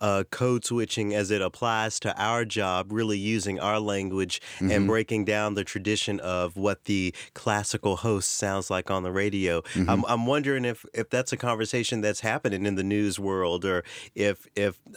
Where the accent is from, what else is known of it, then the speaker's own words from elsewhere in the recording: Tennessee, United States; from my home state